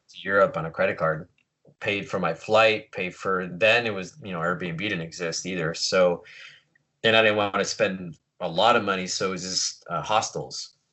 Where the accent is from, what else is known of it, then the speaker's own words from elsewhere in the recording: Long Beach, California, United States; also born or lived in San Francisco; Born and raised here in Long Beach, uh, first generation